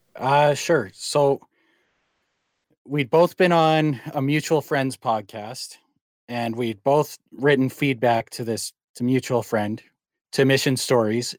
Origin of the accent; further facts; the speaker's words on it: Calgary, Alberta, Canada; now in Langley, Canada; I was born and raised in Calgary.